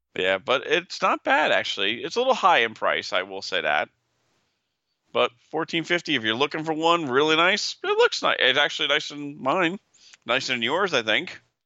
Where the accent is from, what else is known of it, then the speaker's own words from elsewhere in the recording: Vernon, New Jersey, United States; also born or lived in Prospect Park, New Jersey; I moved up to Pro, from the, from Prospect Park to Vernon when I was six. So I lived in Vernon for twenty-five years of my life